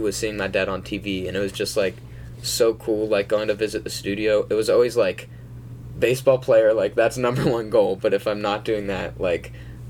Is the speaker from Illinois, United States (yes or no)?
no; Dallas, Texas, United States; also born or lived in Atlanta, Georgia; for those of you who don't know. I was born in Atlanta, grew up in Dallas, Texas, sort of against my will. I don't claim to be a Texan.